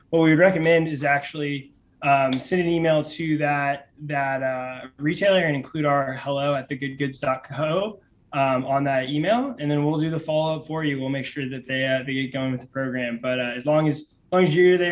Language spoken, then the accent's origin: English; Kansas City, Missouri, United States; moved away; I'm from Kansas City originally